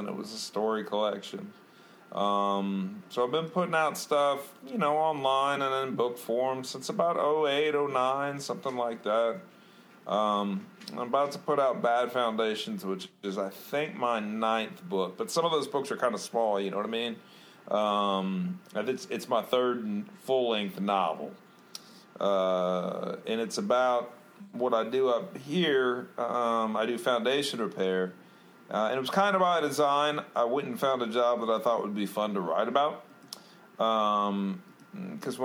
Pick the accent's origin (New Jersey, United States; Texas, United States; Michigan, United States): Texas, United States; moved away as an adult; now in Indiana, United States; I was born in Texas. Lived there for most of my life